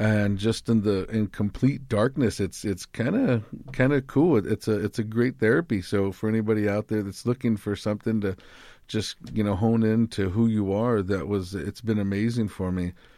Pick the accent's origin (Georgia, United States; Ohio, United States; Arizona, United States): Arizona, United States; Tucson; I'm from the Boscoyaki tribe here in Tucson, Arizona